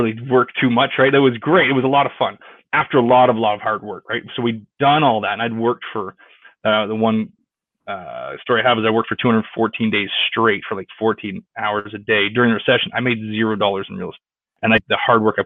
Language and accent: English; Stoney Creek, Ontario, Canada; born or raised there; moved away as an adult; also born or lived in Houston, Texas